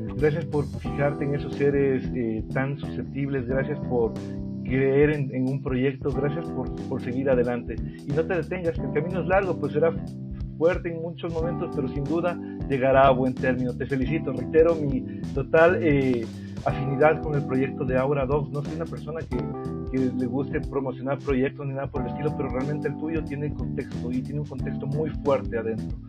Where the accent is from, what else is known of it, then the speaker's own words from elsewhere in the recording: Ecuador; como ecuatoriano